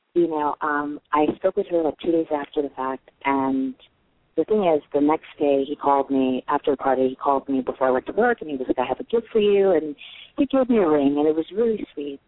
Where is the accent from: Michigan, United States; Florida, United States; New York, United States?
New York, United States; I am from New York